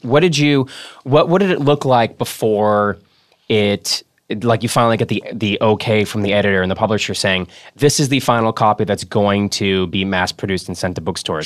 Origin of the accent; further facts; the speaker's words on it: Boston, Massachusetts, United States; accent: Boston; I'm from Boston